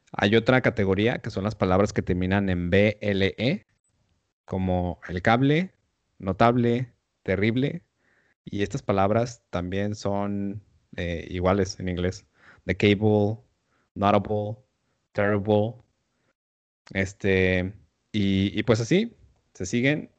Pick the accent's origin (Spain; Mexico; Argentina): Mexico; first language Spanish; para nosotros como mexicanos